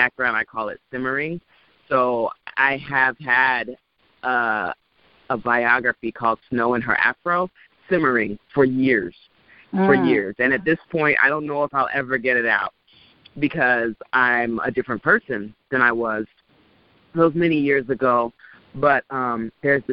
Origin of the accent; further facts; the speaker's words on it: Orange County, California, United States; born and raised in Orange County, California